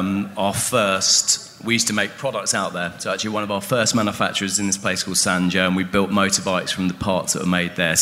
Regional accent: London, United Kingdom; I'm from London

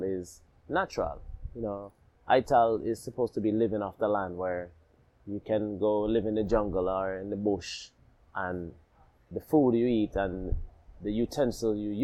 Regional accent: Florida, United States; also born or lived in Alabama / Jamaica; I was born in Alabama. I lived in Jamaica, left Jamaica, and then I moved to the States, moved back to the States, and I lived in Florida. You know, so when I lived in Florida, it's where I went to high school and middle school.

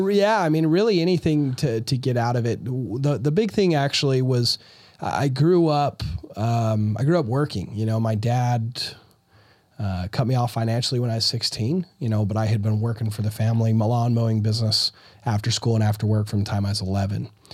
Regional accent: Utah, United States; I'm from Utah.

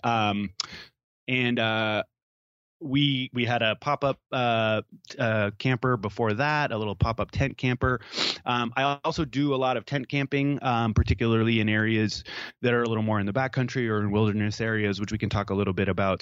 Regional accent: Maine, United States; I grew up in Maine

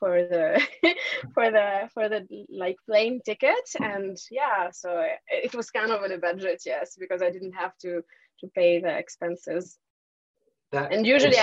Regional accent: Tunisia; moved away as an adult; also born or lived in Paris, France; now in France; I'm actually from Tunisia. I grew up in Tunisia and I came to France when I was 18 years old

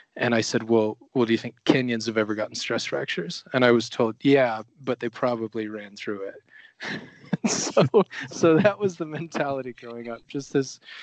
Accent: Oregon, United States; moved away as an adult; also born or lived in Rio de Janeiro, Brazil; now in Flagstaff, United States; a hungry, motivated, um, kind of blue collar athlete growing up in Oregon

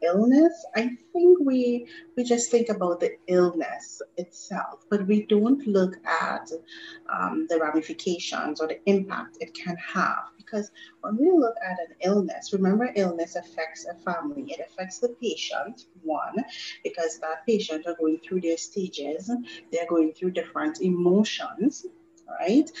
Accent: Trinidad & Tobago; moved away; also born or lived in Grenada; I am a Trinidadian. However, I spend a lot of time within my teenage years in Grenada

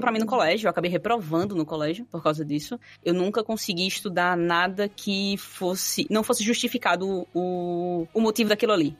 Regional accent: Quipapá, Pernambuco, Brazil; eu sou do interior do interior de Pernambuco. Eu sou de uma cidadezinha chamada Quipapá, bem pequenininha mesmo.

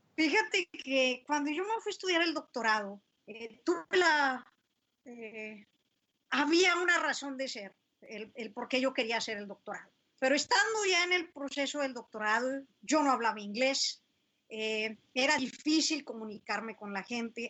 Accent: San Buenaventura, Coahuila, Mexico; moved away as an adult; also born or lived in United States; de haber dejado mi tierra querida. Esa la dejé desde los 18 años, San Buena

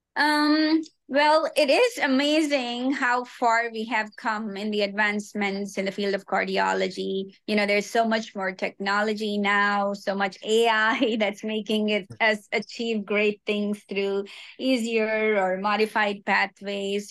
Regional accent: Hyderabad, Telangana, India; moved away as an adult; also born or lived in Mauritius; now in Long Beach, United States; worked at a cardiac hospital in my hometown Hyderabad

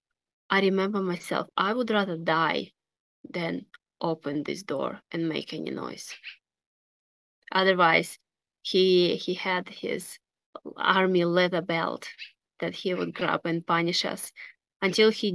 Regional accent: Russia; moved away; And I was born in Russia

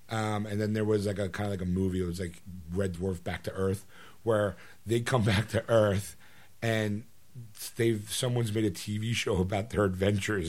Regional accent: United States; I'm American

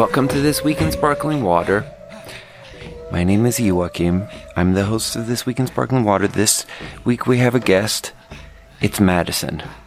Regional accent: Skåne, Sweden; moved away; tell them I'm from Skåne

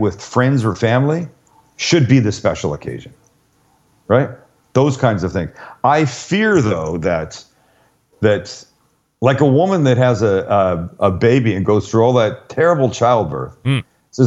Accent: Canada; moved away; I'm Canadian

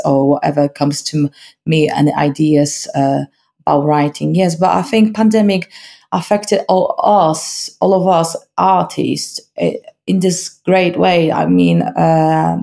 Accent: Malbork, Pomeranian Voivodeship, Poland; English is a second language; moved away as an adult; also born or lived in Gdańsk; now in Leeds, United Kingdom; I was born in Gdańsk, but I grew up in Malbork, which is 60 kilometers down to south from Gdańsk

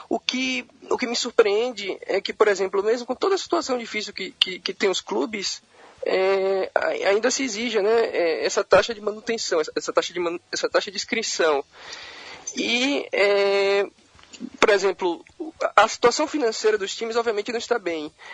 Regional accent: Salvador, Bahia, Brazil; moved away as an adult; now in Valdivia, Chile; sou baiano, sou de Salvador

